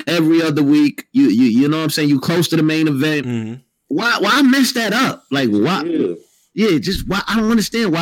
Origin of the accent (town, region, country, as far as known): New York City, New York, United States